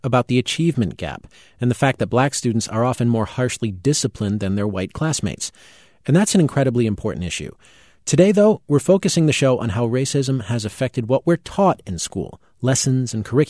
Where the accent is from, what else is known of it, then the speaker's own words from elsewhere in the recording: Fall River, Massachusetts, United States; I grew up in Fall River, Massachusetts, just 20 miles east of Providence, Rhode Island.